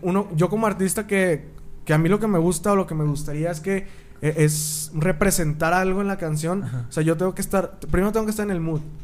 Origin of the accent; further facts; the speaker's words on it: Torreón, Coahuila, Mexico; soy de Torreón